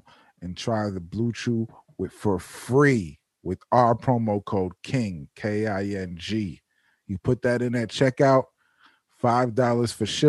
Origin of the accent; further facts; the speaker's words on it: Mount Vernon, New York, United States; now in Yonkers, United States; I live in Yonkers, but I'm from Mount Vernon. Like I grew up in Mount Vernon.